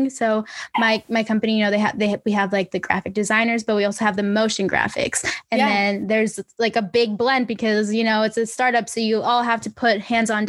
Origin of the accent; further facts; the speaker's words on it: Miami, Florida, United States; That's my hometown. Yes. And then I went up to my mom. I was like, Mommy, me hablo en español. And she was like, Girl, duh, you're in Miami.